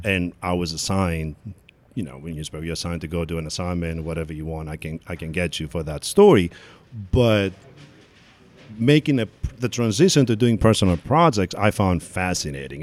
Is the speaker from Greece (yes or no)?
yes; Athens, Attica, Greece; also born or lived in Kozani, Greece; now in New York, United States; I was born in Kozani, which is the northern, uh, part of Greece, part of Macedonia, and then I grew up in Athens